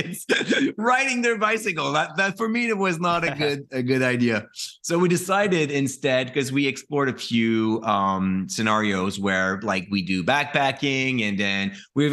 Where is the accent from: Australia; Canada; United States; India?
Canada; Quebec; I'm from Quebec